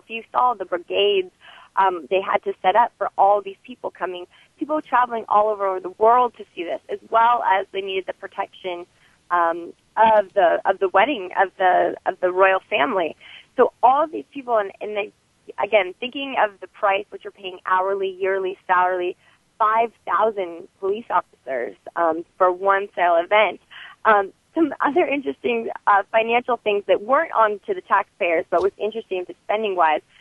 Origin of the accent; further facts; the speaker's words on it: Moraga, California, United States; growing up in Moraga